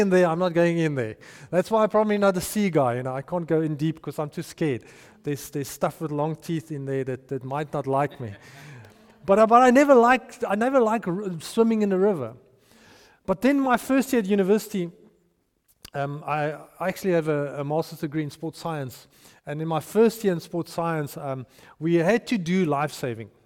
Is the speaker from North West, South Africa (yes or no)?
yes; Potchefstroom, North West, South Africa; moved away; I grew up in Potchefstroom